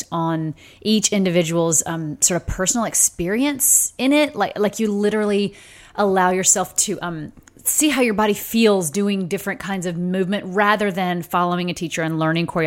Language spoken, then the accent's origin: English; Deep South, United States; I grew up in the Deep South